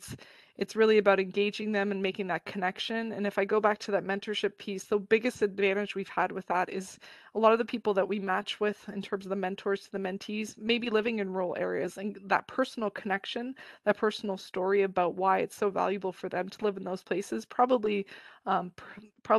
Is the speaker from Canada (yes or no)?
yes; Toronto, Ontario, Canada; I live in a big city in Toronto, and I grew up in Toronto